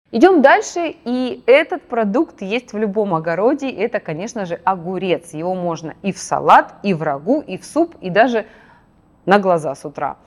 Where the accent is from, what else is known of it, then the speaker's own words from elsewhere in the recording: Krasnodar, Krasnodar Krai, Russia; Я на Кубань выросла, в Краснодаре